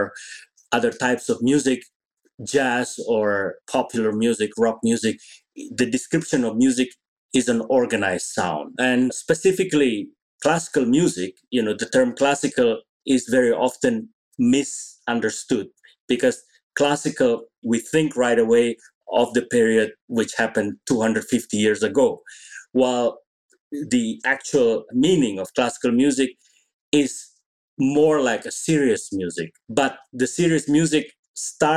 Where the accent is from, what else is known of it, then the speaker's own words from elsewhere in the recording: Indonesia; I grew up in Indonesia